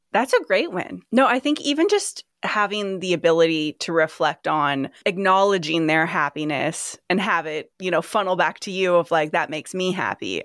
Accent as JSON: {"language": "English", "town": "Sacramento", "region": "California", "country": "United States", "also_born_or_lived": "Folsom, California", "said": "I'm from Sacramento"}